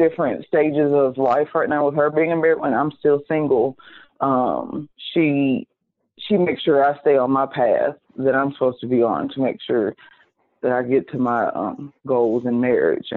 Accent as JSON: {"language": "English", "town": "Houston", "region": "Texas", "country": "United States", "tie": "born or raised there", "also_born_or_lived": "Fort Worth, Texas / Flower Mound, Texas", "said": "I grew up in Houston. And so this is my third high school that I'm getting to. I came from a school in Fort Worth"}